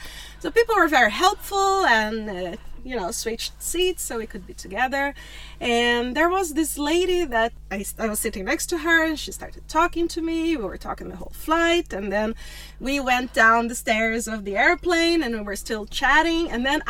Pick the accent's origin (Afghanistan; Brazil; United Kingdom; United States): Brazil; southern Brazil; moved away; I come from a small town in the south of Brazil, which you've never heard of.